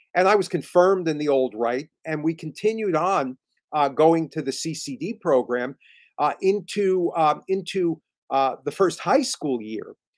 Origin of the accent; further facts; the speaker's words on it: just outside New York City, New Jersey, United States; I, I, I grew up just outside of New York City, in New Jersey